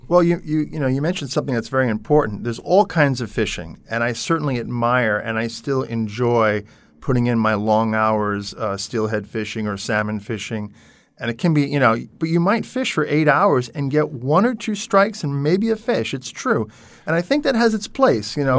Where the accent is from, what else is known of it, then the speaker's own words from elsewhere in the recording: Long Island, New York, United States; moved away; I grew up on Long Island, New York, near the water